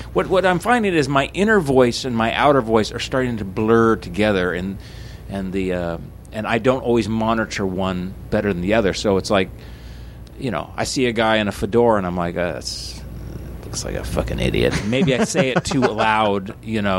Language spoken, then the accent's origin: English; Portland, Oregon, United States; where are you from? And I said, Portland, Oregon